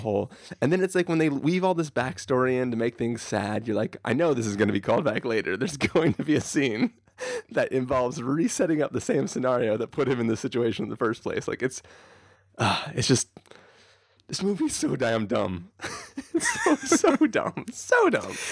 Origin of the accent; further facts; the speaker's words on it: San Diego, California, United States; this, this is, like, basically my hometown